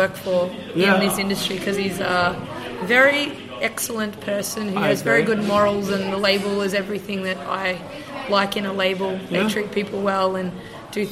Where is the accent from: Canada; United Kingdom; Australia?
Australia; Kiama, New South Wales; born or raised there; moved away; also born or lived in Wollongong / Brisbane